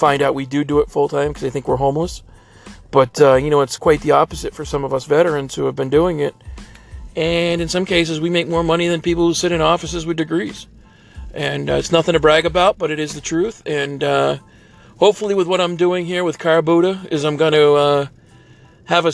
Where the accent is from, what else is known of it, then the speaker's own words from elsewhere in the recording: Boston, Massachusetts, United States; now in Phoenix, United States; I'm actually from Boston, Massachusetts. I live here now in Phoenix full time.